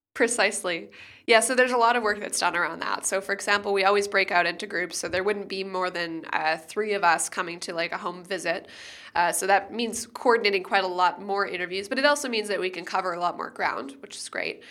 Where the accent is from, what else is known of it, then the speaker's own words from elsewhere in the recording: Canada; also born or lived in United States; now in Germany; I live in Germany, I'm from Canada, and, and I spend a lot of time in the U S